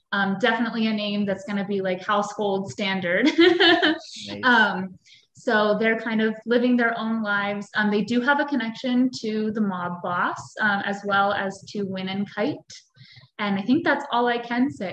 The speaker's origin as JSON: {"language": "English", "town": "Fairfield", "region": "Pennsylvania", "country": "United States", "tie": "born or raised there", "said": "I grew up in Fairfield, Pennsylvania"}